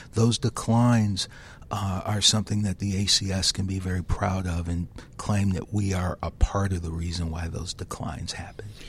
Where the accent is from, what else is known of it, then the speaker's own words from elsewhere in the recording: Detroit, Michigan, United States; I grew up in the inner city of Detroit